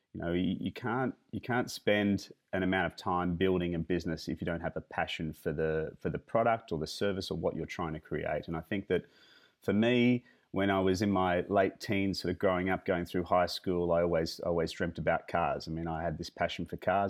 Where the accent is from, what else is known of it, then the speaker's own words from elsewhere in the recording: Australia; that's definitely part of being Australian